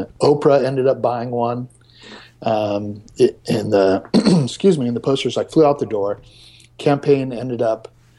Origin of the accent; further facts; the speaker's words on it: San Diego, California, United States; I'm from San Diego, so there's a large Latino population there